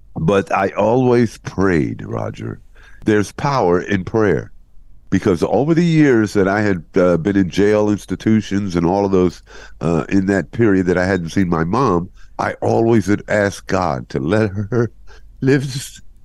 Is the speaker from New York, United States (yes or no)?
yes; New York City, New York, United States; moved away; also born or lived in Columbus, Ohio; New York, where I was born and raised in Brooklyn